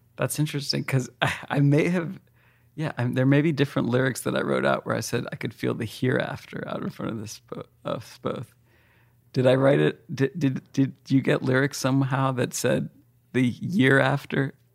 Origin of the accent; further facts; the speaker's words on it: United States; I live in America and that I'm American and I was born in America, just barely born in America.